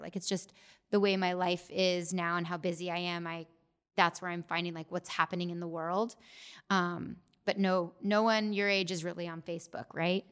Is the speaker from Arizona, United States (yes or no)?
yes; Gilbert, Arizona, United States; I grew up in Gilbert as well and went to Gilbert High School